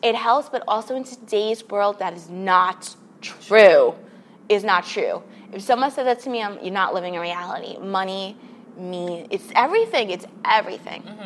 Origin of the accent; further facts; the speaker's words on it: New York City, New York, United States; moved away as an adult; now in Los Angeles, United States; grew up in New York City, in Queens, uh, and then I came here. I moved to Los Angeles about three years ago now.